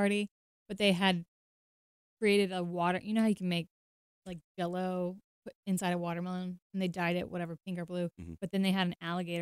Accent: Florida, United States; moved away; growing up in Florida

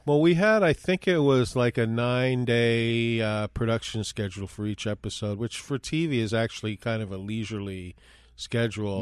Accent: New York City, New York, United States; moved away as an adult; also born or lived in Minneapolis; I was from New York City originally. And I had moved to Minneapolis

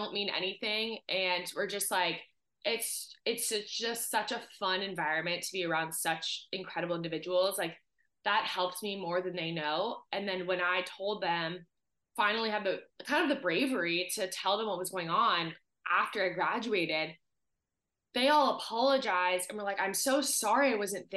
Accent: Southern California, United States; growing up in Southern California, you just have access to year-round sports and being outside

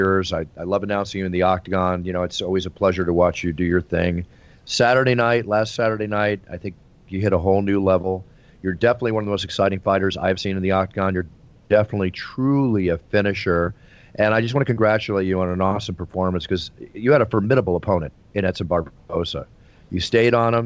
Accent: Philadelphia, Pennsylvania, United States; Philadelphia, my hometown

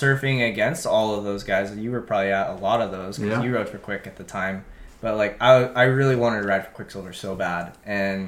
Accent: Cerritos, California, United States; also born or lived in Huntington Beach; I grew up in Cerritos, which is like 30 minutes to Seal, 45 to Huntington

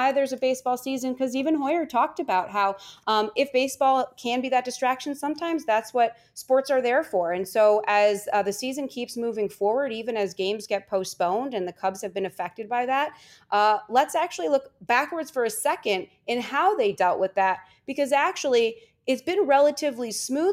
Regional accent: just outside of Chicago, Illinois, United States; I was born and raised just outside of Chicago

